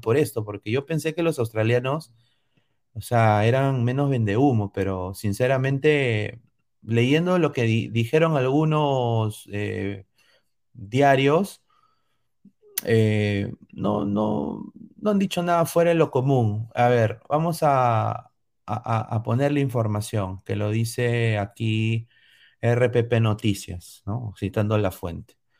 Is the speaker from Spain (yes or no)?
no; Peru; Yo como peruano